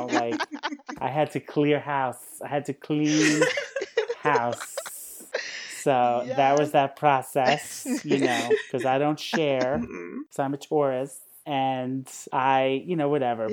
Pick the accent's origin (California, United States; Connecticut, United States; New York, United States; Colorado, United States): New York, United States; New Rochelle; I'm from New Rochelle